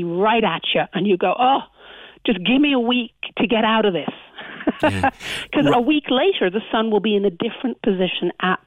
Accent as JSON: {"language": "English", "country": "Ireland"}